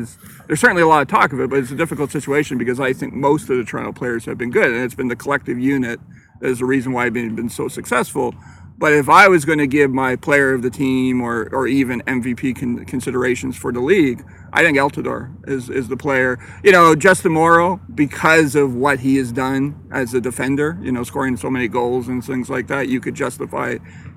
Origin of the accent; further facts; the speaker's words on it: Ireland; I'm Irish.